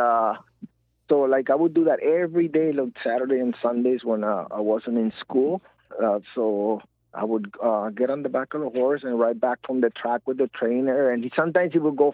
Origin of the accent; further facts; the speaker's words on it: Tijuana, Baja California, Mexico; moved away; also born or lived in San Diego; I was born in San Diego, and I was raised in Tijuana, Mexico.